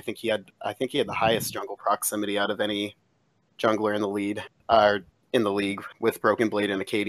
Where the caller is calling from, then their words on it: Cincinnati, Ohio, United States; I am calling from Cincinnati, Ohio.